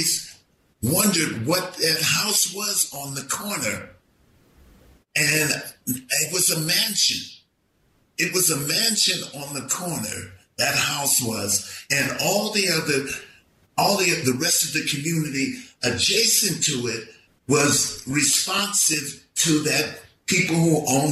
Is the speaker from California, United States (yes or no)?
yes; San Francisco, California, United States; I grew up in the Western Addition